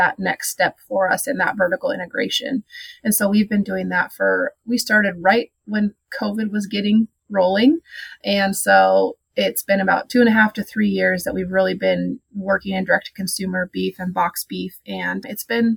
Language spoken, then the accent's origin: English; Dillon, Montana, United States; moved away as an adult; now in Idaho, United States; I actually grew up in Montana. I'm from Dillon, Montana